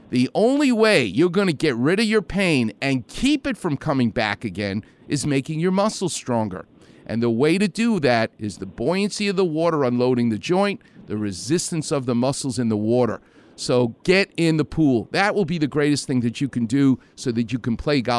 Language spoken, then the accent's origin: English; New York, United States; I'm from New York.